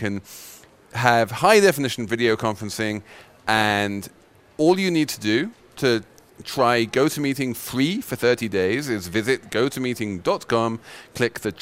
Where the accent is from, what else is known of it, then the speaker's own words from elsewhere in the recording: England, United Kingdom; I'm English